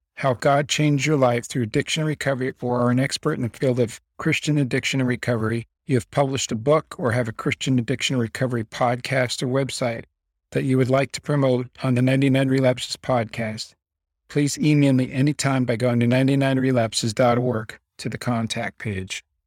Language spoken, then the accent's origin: English; Las Vegas, Nevada, United States; also born or lived in Belleville, New Jersey; My parents, along with me and my sister, moved to Las Vegas, Nevada in nineteen sixty-nine